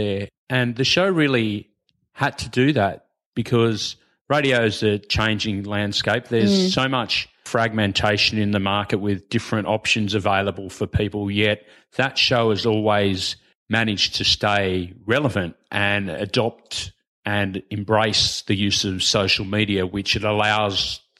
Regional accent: New South Wales, Australia; You're on the Northern Beaches. I'm from the Shire.

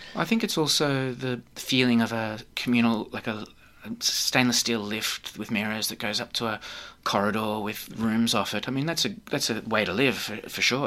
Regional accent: Australia; being an Australian, I've lived here and grown up all my life

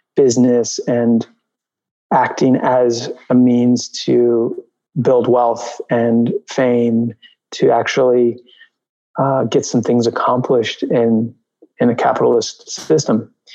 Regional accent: New York, United States; also born or lived in Albuquerque, New Mexico; Yeah, I grew up in New York. I grew up uh, on the Upper West Side I was born in Albuquerque, New Mexico, and then I was at four years old. I moved with my mother to New York.

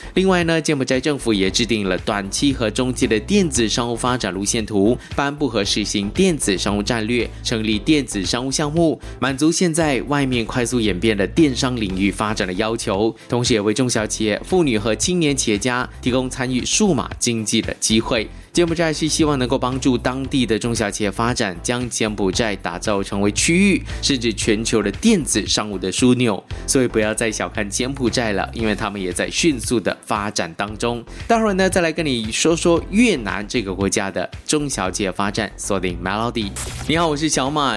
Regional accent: Malaysia; 可能我们马来西亚就笑不出来了

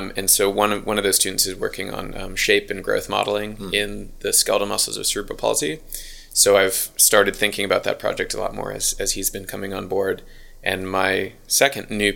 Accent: United States; accent: American; moved away as an adult; now in Auckland, New Zealand; If you can't tell by the accent, I'm American

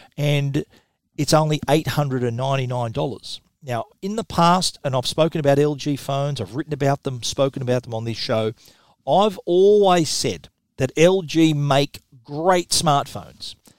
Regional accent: Australia; accent: Australian; my Australian accent

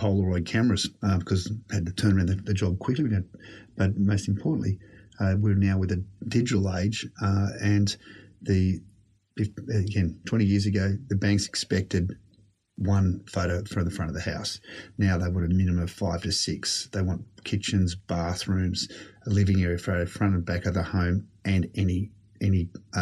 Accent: Sydney, New South Wales, Australia; I've lived in a number of different homes with my family growing up in the Shire.

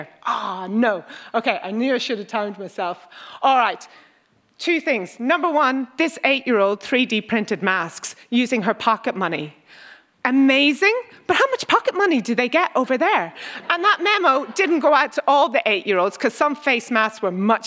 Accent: Ireland; now in Australia; I'm from Ireland.

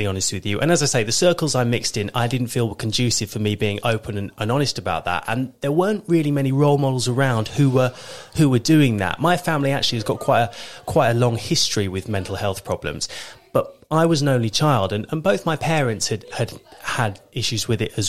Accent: Thame, South East England, United Kingdom; also born or lived in Kent; I was born in Kent, but my family moved to Oxfordshire when I was 3 years old. And I grew up for the most part in Tame over in Oxfordshire.

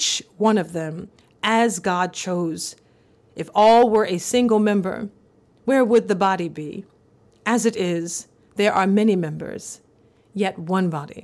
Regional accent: the South, United States; growing up in the South in the 1990s

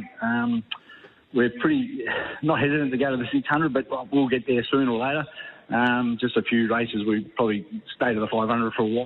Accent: Melbourne, Victoria, Australia; we grew up in Richmond, so we'd always go down Olympic Park most Monday

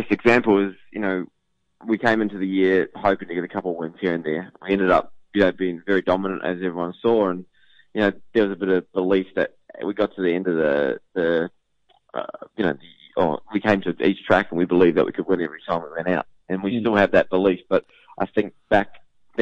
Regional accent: New Zealand; now in Melbourne, Australia; I'm a Kiwi through and through

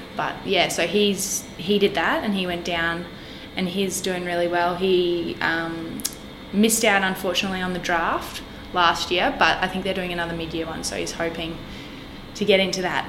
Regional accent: Magnetic Island, Queensland, Australia; also born or lived in Townsville; now in Brisbane, Australia; I grew up on Magnetic Island

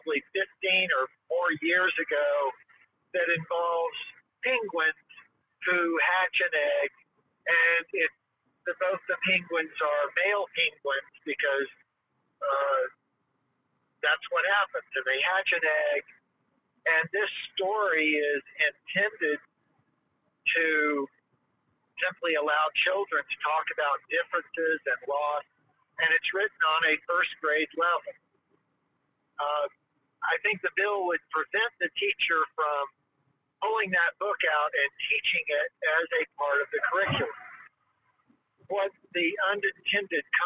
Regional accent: Tennessee, United States; now in Orlando, United States; I grew up in Tennessee. I grew up with guns everywhere.

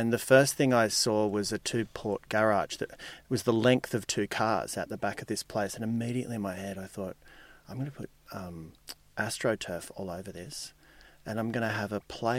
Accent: Gold Coast, Queensland, Australia; moved away as an adult; also born or lived in Melbourne; now in Sydney, Australia; Till I was 7, and then from 7 to 17, I lived on the Gold Coast.

